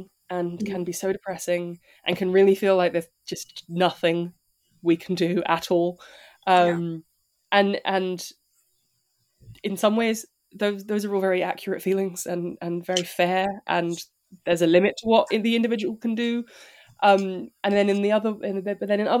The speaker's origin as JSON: {"language": "English", "region": "London", "country": "United Kingdom", "tie": "born or raised there", "said": "I grew up near Camden Market"}